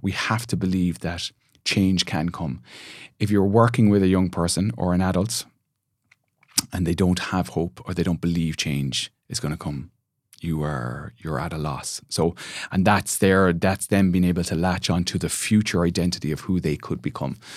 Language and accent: English; Shannon, Munster, Ireland; moved away as an adult; now in Cork, Ireland; my hometown of Shannon